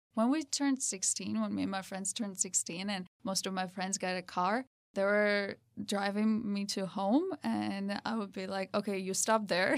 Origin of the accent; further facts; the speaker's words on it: Georgia; also born or lived in Tbilisi; originally I'm from Georgia, from the small town called Santre Dia